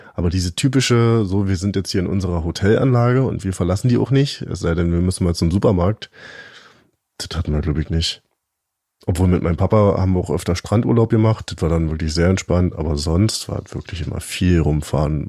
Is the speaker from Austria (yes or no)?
no; East Germany, Germany; Ich bin ja ein richtiger Ossi